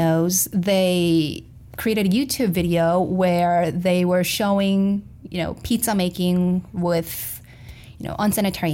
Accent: South Korea; moved away as an adult; also born or lived in Florida, United States / Missouri, United States; I experienced culture shock more so when I moved from Florida to Missouri than when I moved from Korea to Florida

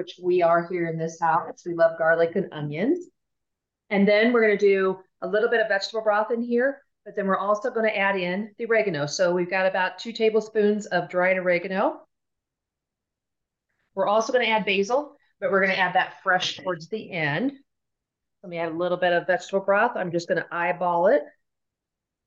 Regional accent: Kansas City, United States; now in Denver, United States; I'm from Kansas City

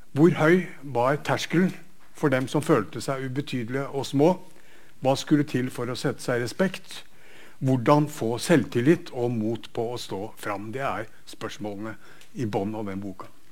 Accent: Bergen, Vestland, Norway; Bergens eksempler der, der jeg kommer fra

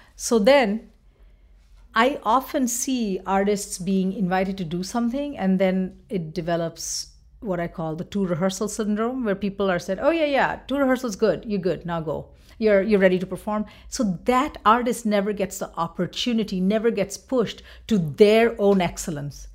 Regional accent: West Bengal, India; moved away as an adult; now in Minnesota, United States; I'm from Bengal

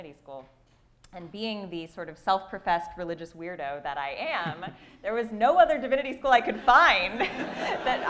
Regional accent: Boulder, Colorado, United States; moved away; I grew up in Boulder, Colorado

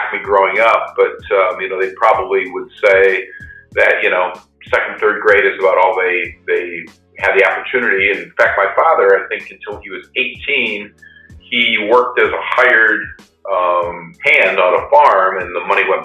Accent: Iowa, United States; I grew up in Iowa in a small rural farming community

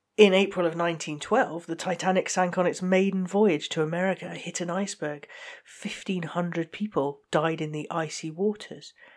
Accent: United Kingdom; I, I'm just British

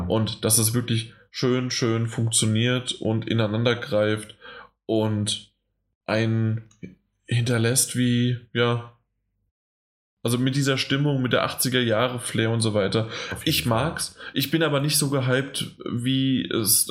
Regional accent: Germany; als Deutscher

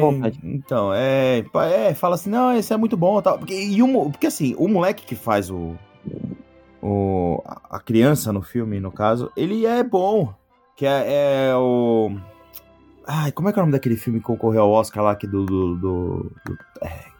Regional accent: Brazil; a gente, como brasileiro

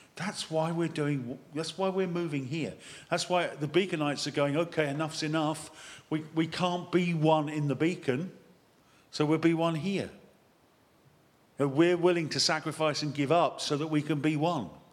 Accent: United Kingdom; being British

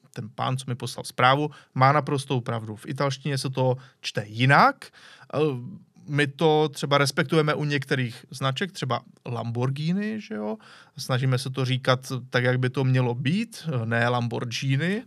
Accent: Czechia; Jsme Češi.

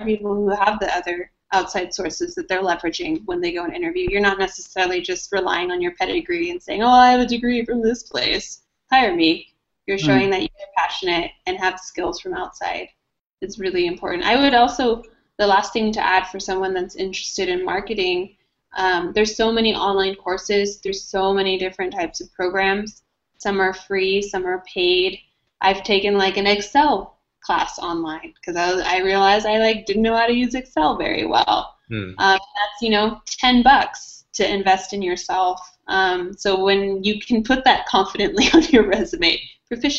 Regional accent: California, United States; now in Texas, United States; I'm from California, and I think Californians, we tend to maybe be a little bit more adventurous

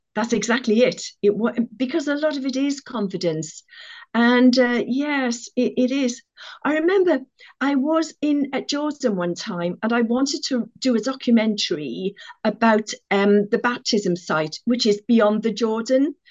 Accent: Cardiff, Wales, United Kingdom; I come from Cardiff.

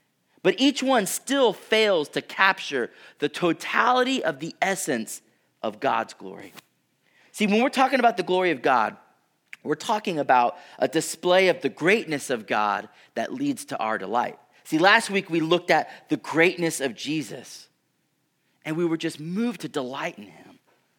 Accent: Houston, Texas, United States; I grew up in Houston, which is literally below sea level. I had never been anywhere else, and then I flew to Colorado

